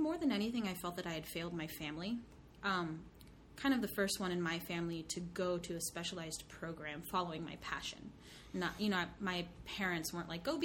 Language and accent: English; Bremerton, Washington, United States; I grew up in Bremerton, which is a small town on the peninsula in Kitsap County.